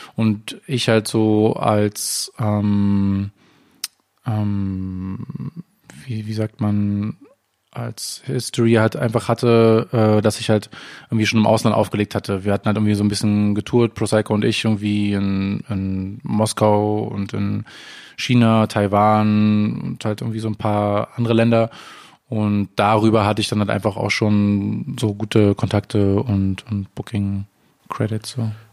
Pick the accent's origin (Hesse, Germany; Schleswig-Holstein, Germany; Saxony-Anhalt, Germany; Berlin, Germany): Berlin, Germany; also born or lived in Amsterdam; ich bin in Berlin geboren, in der Stadt und auch in der Stadt aufgewachsen.